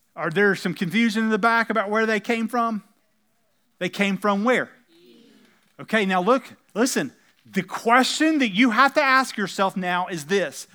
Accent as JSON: {"language": "English", "country": "United States", "said": "we happen to be Americans and we happen to speak English"}